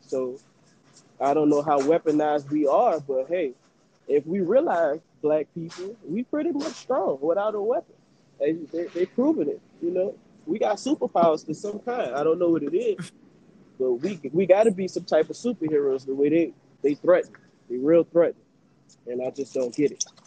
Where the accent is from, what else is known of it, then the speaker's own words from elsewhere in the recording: New Orleans, Louisiana, United States; now in Houston, United States; I'm a New Orleans native. I'm from New Orleans